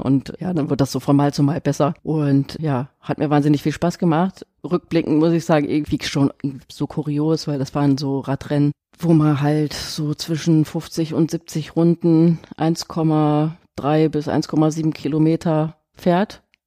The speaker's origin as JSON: {"language": "German", "town": "Essen", "region": "North Rhine-Westphalia", "country": "Germany", "tie": "born or raised there", "said": "ich bin in Essen geboren"}